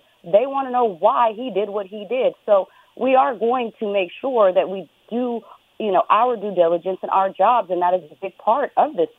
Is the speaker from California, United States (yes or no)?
yes; California, United States; moved away as an adult; now in Las Vegas, United States; I was right here next door in California my yep. whole life before I moved here 5 years ago